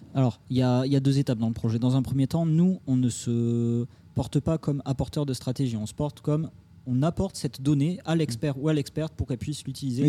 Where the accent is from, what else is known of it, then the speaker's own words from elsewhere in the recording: Toulouse, Occitania, France; moved away as an adult; now in Paris, France; Je viens de Toulouse, sud de la France. je suis arrivé à Paris il y a 6 ans, 7 ans maintenant